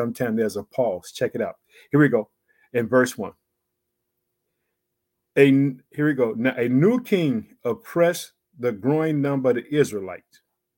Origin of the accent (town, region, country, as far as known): Illinois, United States; born or raised there